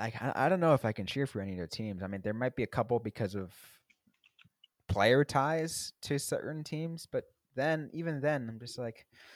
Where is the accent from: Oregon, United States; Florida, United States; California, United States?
California, United States; San Jose; I was born in San Jose.